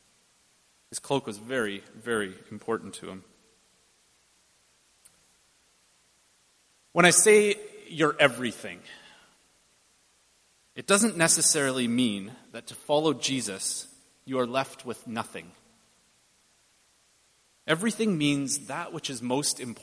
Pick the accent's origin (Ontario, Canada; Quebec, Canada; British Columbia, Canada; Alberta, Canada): British Columbia, Canada; Chilliwack; moved away as an adult; I grew up in just outside of Abbotsford in Chilliwack